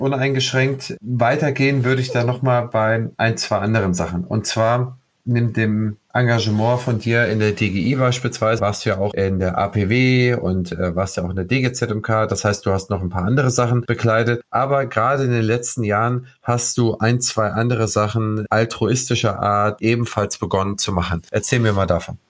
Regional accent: Schleswig-Holstein, Germany; ich bin hier als Holsteiner

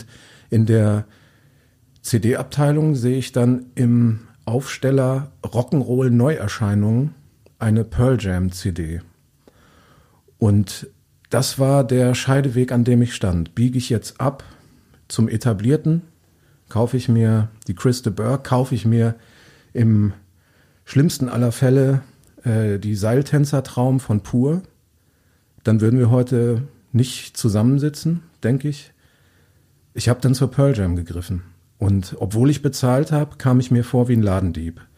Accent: Hede, Lower Saxony, Germany; Ja, also du sagst, ich komme aus Diepholz. Das ist noch beschönigt. Ich komme aus Hede bei Diepholz.

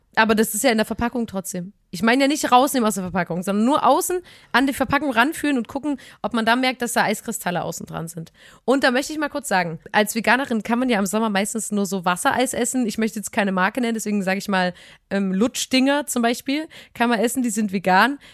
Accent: Chemnitz, Saxony, Germany; in der Stadt ein Eis bei uns in Chemnitz.

